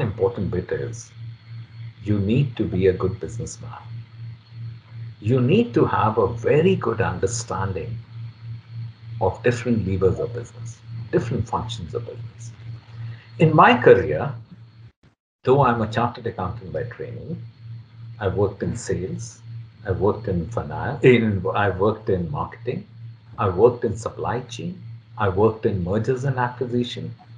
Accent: Mumbai, Maharashtra, India; moved away; also born or lived in Kanpur; I was born in Kanpur because my maternal parents, grandparents were there. So my mother had gone there for delivery. But I grew up in Mumbai

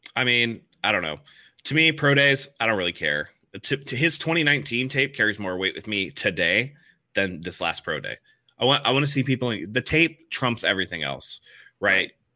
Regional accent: San Francisco, California, United States; moved away as an adult; now in San Diego, United States; I'm from San Francisco. I moved down here, like, only, like, ten years ago

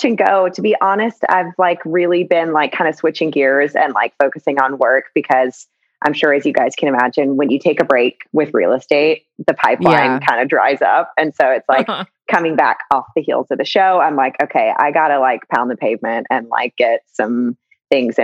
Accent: the South, United States; Growing up in the South, I definitely, it was like around, you know, it's like football and The Bachelor is like religion in that area of the country

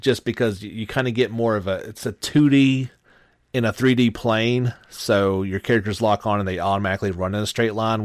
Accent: the South, United States; I'm from the South

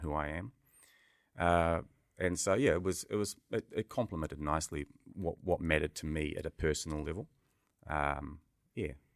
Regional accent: Auckland, New Zealand; also born or lived in Ngaiatonga, Northland, New Zealand / United Kingdom; a multi-boy growing up in Beechhaven

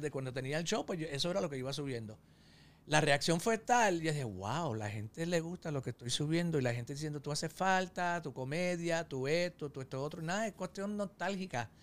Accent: New York, United States; yo soy nacido y criado en Estados Unidos, yo nací en Nueva York

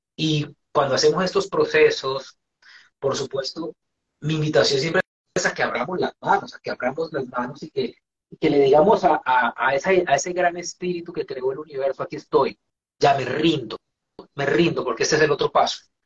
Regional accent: Colombia; moved away as an adult; also born or lived in Venezuela; emigré de Colombia a Venezuela en el año 2000.

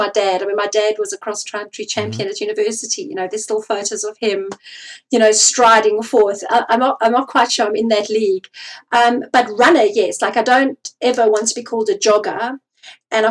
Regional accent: South Africa; I come from South Africa

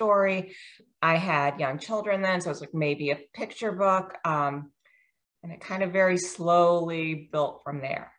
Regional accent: Virginia, United States; moved away as an adult; also born or lived in Washington, D.C. / India (parents); now in Maryland, United States; I grew up in Virginia.

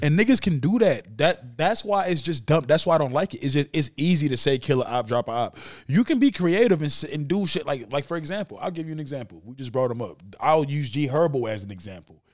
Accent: Saint Paul, Minnesota, United States; I knew a guy that I grew up with around Saint Paul

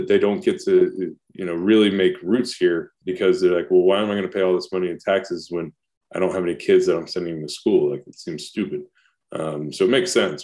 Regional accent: Ohio, United States; moved away as an adult; also born or lived in Long Island, New York; growing up in Ohio

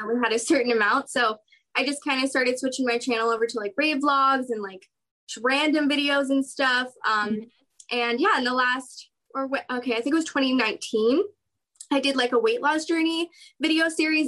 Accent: San Diego, California, United States; also born or lived in Orange County, California; now in Anaheim, United States; I'm from San Diego, California, currently living in Orange County, California

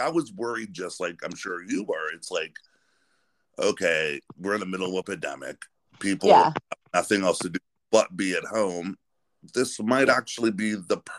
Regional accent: Western Pennsylvania, United States; moved away as an adult; now in Ohio, United States; I'm from Pennsylvania. I'm from Western Pennsylvania, but I live in Ohio now.

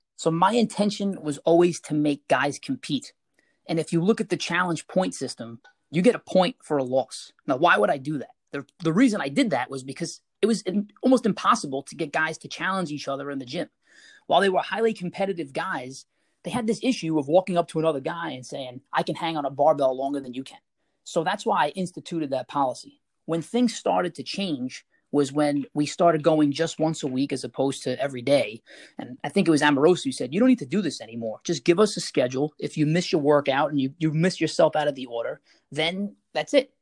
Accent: New York City, New York, United States; I'm from Staten Island

